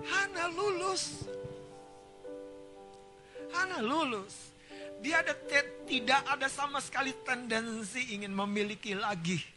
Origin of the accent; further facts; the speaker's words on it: North Sumatra, Indonesia; Kita orang Batak ya, buta galung.